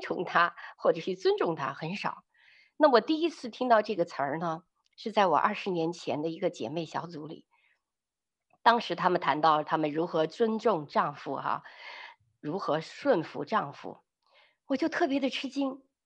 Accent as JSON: {"language": "Chinese", "country": "China", "said": "我们比较在大陆背景下长大的女人"}